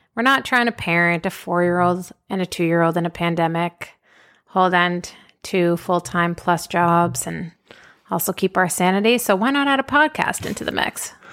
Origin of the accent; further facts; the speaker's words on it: Boston, Massachusetts, United States; moved away as an adult; also born or lived in upstate New York / Washington, D.C.; now in Austin, United States; Originally, I'm from Boston. Grew up in Boston.